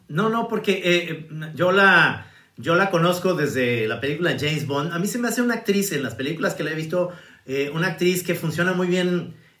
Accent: Mexico; los mexicanos somos más

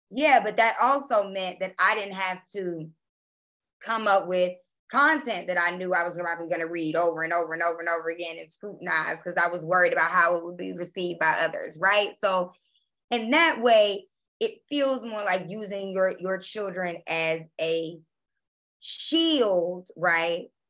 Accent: Baltimore, Maryland, United States; also born or lived in Jackson, Mississippi; now in New Orleans, United States; I'm from Baltimore, Maryland, by way of Jackson, Mississippi. And I live in New Orleans, Louisiana.

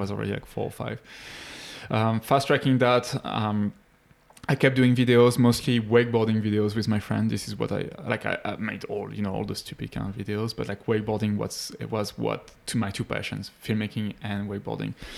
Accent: Paris, Île-de-France, France; moved away; I'm from France. Grew up in Paris, near Paris

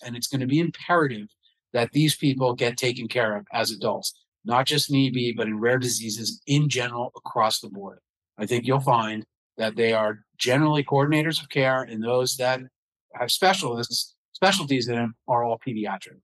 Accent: United States; also born or lived in New York City / New Jersey; I was your typical kid growing up in New York City in the suburbs of New Jersey

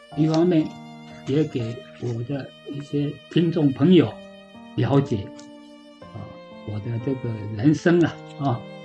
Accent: Yongjing, Changhua County, Taiwan; moved away as an adult; also born or lived in Japan; 那永靖就是我的故乡啊，我也在永靖国校

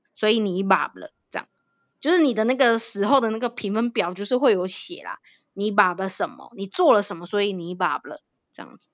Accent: Thailand; moved away; 小时候，哎，我真的是很认真地学，呃，泰国国歌

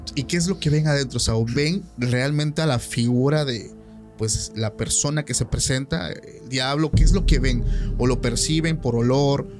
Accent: Oaxaca, Mexico; Yo soy de Oaxaca

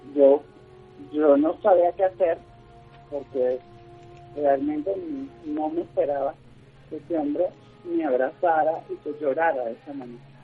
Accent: Venezuela; moved away as an adult; now in Colombia; no puedo desarrollar actualmente en mi país, por, por las circunstancias que, vivimos en Venezuela

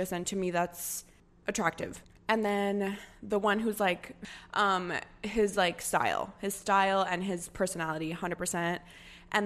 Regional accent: United States; coming from a Hispanic family and then, but growing up in the States, going to college in the States

